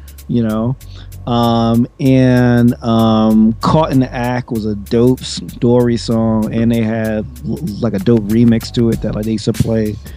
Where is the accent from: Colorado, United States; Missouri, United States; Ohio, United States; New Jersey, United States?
New Jersey, United States; I'm from Jersey